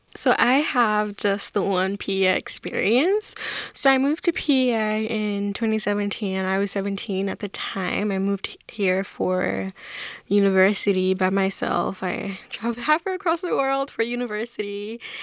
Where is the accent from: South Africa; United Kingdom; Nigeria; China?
Nigeria; moved away as an adult; now in Charlottetown, Canada; I grew up in Nigeria, and I moved to Charlottetown in twenty seventeen